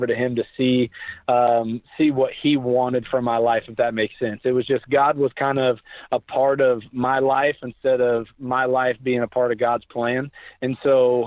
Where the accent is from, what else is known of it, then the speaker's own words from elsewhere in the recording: Tulsa, Oklahoma, United States; I was born and raised in Tulsa, Oklahoma